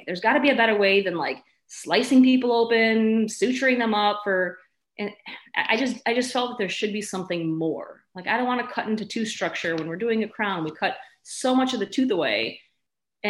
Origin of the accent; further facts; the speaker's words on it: Chicago, Illinois, United States; also born or lived in Milwaukee; I was born in Chicago, raised in the suburbs. I lived most of my adult life in Chicago, besides going to school